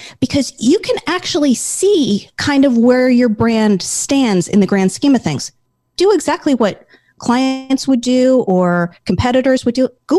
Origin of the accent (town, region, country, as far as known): Connecticut, United States; also born or lived in New Jersey